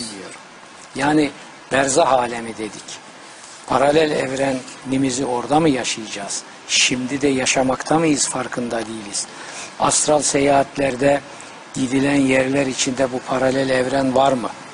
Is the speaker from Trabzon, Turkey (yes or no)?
yes; Trabzon, Turkey; moved away; also born or lived in Bayburt; Bizim Trabzon'da zaten yer elması veya patates denir.